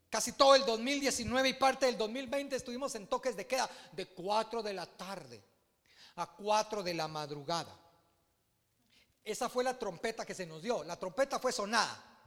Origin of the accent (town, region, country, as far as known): Guatemala